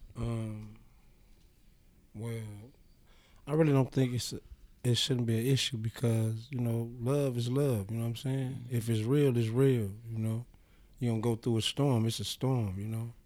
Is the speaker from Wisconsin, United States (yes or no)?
yes; Milwaukee, Wisconsin, United States; also born or lived in Missouri; I was born in Missouri, raised in Milwaukee